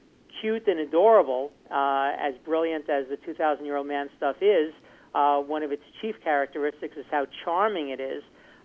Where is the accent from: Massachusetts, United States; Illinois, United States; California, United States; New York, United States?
New York, United States; New York City; I was raised in New York City, and my friends and I are all much younger than 65, although less younger than I used to be.